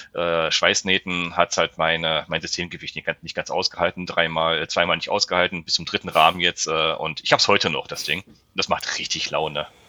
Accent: the area between Cologne, Düsseldorf and Solingen, North Rhine-Westphalia, Germany; ich komme ja aus dem, aus dem Bereich hier zwischen Köln-Düsseldorf und Solingen

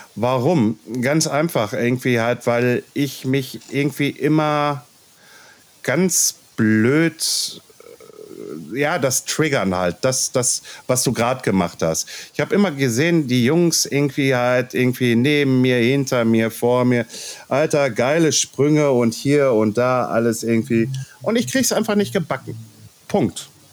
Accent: Ruhr area, North Rhine-Westphalia, Germany; accent: Ruhrpott; wenn ich zu viel Ruhrpott quatsche, dann quatsche ich halt Ruhrpott, weil ich bin aus dem Ruhrpott.

